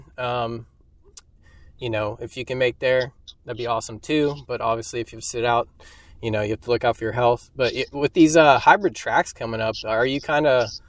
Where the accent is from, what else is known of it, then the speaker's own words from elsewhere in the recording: Kentucky, United States; I'm from Kentucky